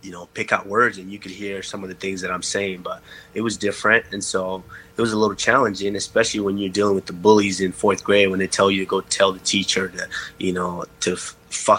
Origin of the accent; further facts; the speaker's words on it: Texas, United States; I grew up in Texas, and when you're growing up in Texas, football and basketball are king